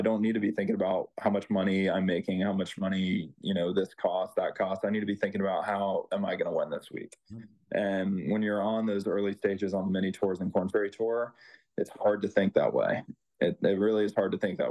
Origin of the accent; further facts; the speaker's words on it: Chapel Hill, North Carolina, United States; I grew up in Chapel Hill